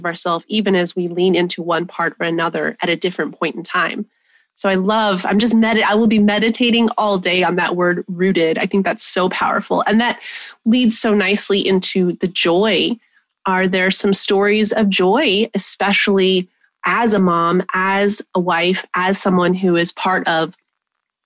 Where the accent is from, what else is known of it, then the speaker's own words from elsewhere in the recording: New Mexico, United States; I was born 20 minutes from where I was raised in New Mexico